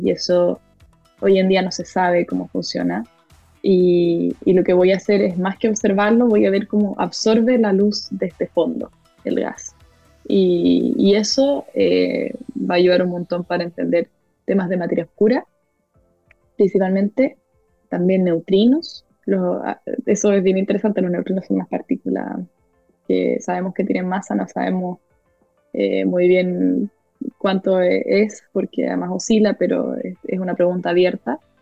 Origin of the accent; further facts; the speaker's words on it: Chile; moved away as an adult; now in United States; soy de Chile